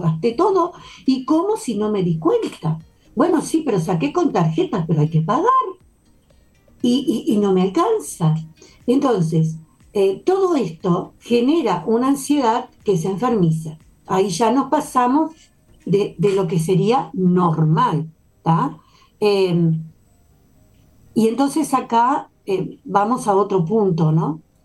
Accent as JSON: {"language": "Spanish", "country": "Uruguay", "said": "como todo uruguayo"}